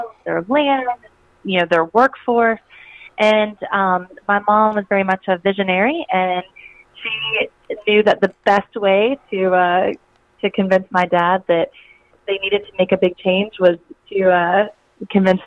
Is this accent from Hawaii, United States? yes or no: no; South Georgia, United States; So I grew up in South Georgia, and I grew up on a dairy farm